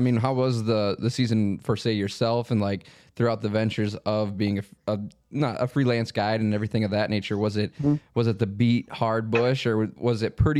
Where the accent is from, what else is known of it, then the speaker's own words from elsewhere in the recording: South Dakota, United States; I'm from South Dakota